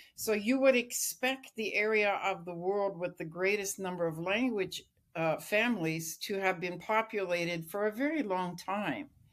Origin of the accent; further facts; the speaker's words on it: Lillooet, British Columbia, Canada; I grew up in British Columbia in Lillooet